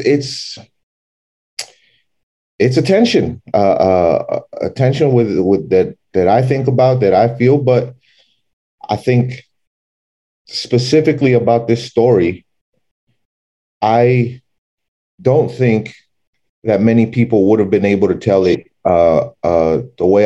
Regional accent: El Paso, Texas, United States; also born or lived in Dallas, Texas; growing up in El Paso

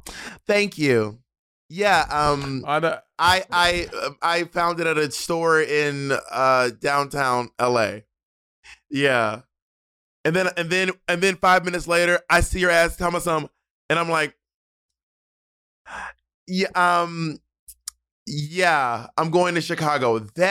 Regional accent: St. Lucia; I'm actually from St. Lucia. I'm like black.

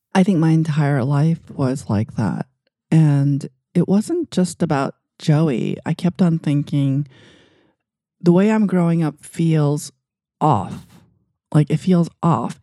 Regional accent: New York City, New York, United States; also born or lived in Asia; when I was growing up in Queens

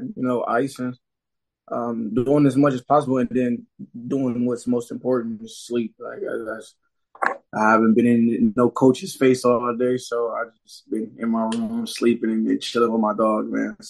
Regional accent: Flint, Michigan, United States; Mark Ingram, who's from my hometown, Flint, Michigan.

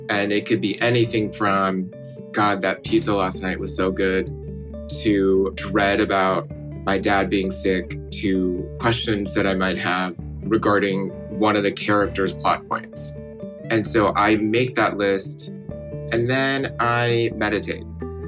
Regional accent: Midwest, United States; as a kid growing up in the Midwest, this connection to my home and my culture.

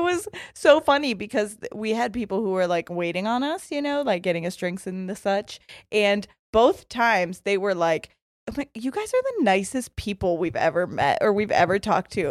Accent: Ohio, United States

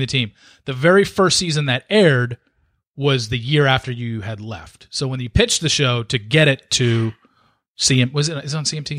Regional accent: Southern California, United States; growing up in Southern California

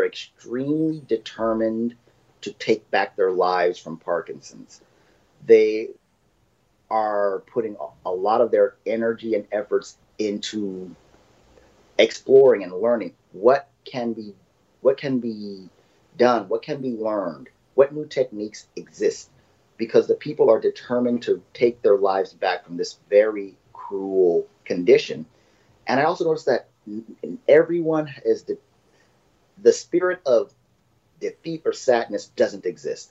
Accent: Phoenix, Arizona, United States; moved away as an adult; now in Japan; I am originally from Phoenix, Arizona. I've been living in Japan for 21 years.

